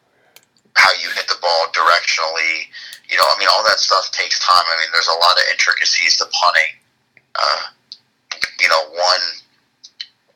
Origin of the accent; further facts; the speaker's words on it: Florida, United States; I was born in Florida. Born and raised, lived there my entire life